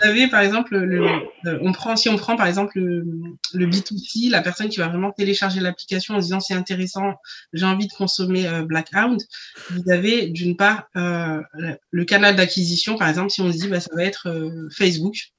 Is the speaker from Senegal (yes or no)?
yes; Senegal; je suis sénégalaise